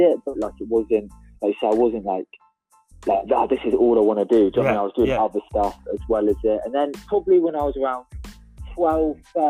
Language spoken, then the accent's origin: English; Torquay, South West England, United Kingdom; I was born down in Torquay, which is where I live now. I still live down in Torquay, which is down in the southwest.